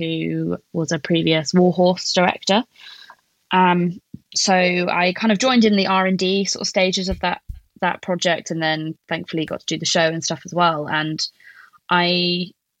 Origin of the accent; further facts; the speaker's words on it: Plymouth, South West England, United Kingdom; also born or lived in Bristol; Plymouth, which is my hometown.